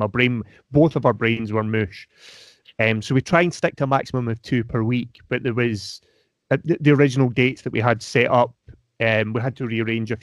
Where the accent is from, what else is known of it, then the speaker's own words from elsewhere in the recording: Scotland, United Kingdom; accent: Scottish; I am Scottish, but I don't ever think I sound particularly Scottish